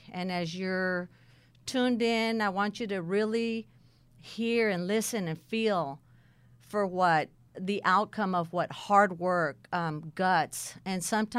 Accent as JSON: {"language": "English", "region": "California", "country": "United States", "tie": "born or raised there", "said": "I was born and raised in California. And I was raised by my dad's mother, my grandmother."}